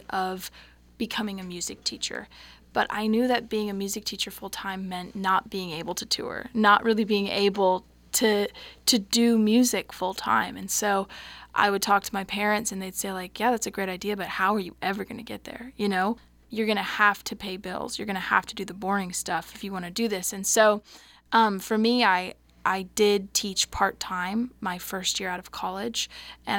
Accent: Seward, Nebraska, United States; also born or lived in Ann Arbor, Michigan; I was born in Ann Arbor, Michigan. I'm the fourth youngest child in my family. So I'm the youngest. I'm the baby. I have three older siblings. Pretty quickly into my life, we moved to Nebraska. My dad's a college professor, so he got a job at Concordia in Seward. And so when I was four, we moved there.

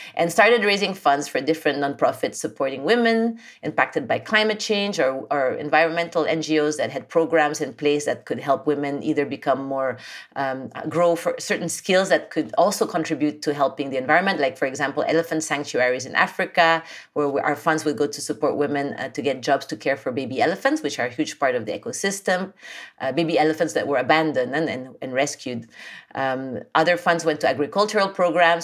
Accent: Philippines; moved away as an adult; also born or lived in France / Japan; I was born and raised in the Philippines

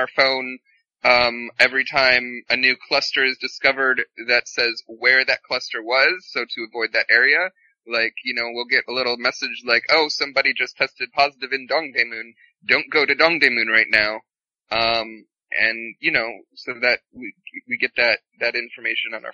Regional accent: United States; now in South Korea; I have this unique perspective as an American

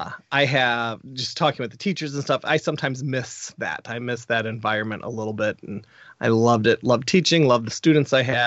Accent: Jerseyville, Illinois, United States; Yeah, so Jerseyville's down near St. Louis, Missouri, down near Alton. We're about 45 minutes out.

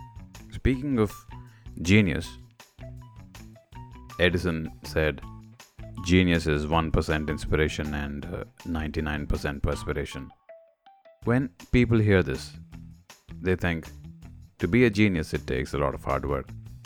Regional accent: India; moved away as an adult; now in United States; As an Indian, it's mind-blowing how much American politics is getting closer and closer to Indian politics during the 90s and early 2000s. While growing up, we always looked up to the US

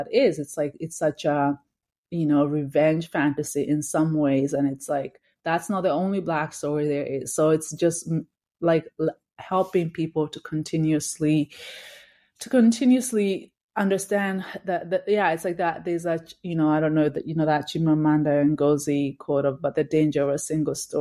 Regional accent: Kenya; also born or lived in Victoria, Canada / Uganda; now in Toronto, Canada; growing up in Kenya, watching that show. When I moved to Canada

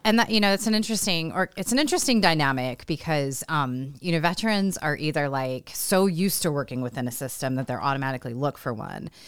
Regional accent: California, United States; now in Iowa, United States; I'm not a native Iowan. Um, I'm a native Californian

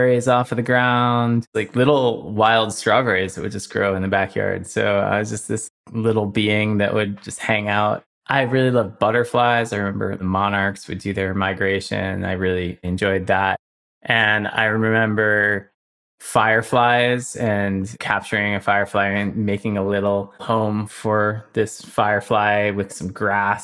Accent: Somers, New York, United States; I grew up in Somers, New York. It's a rural area north of New York City.

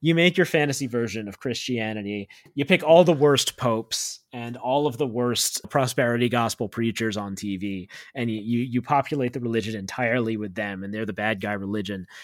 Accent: United States; growing up in America

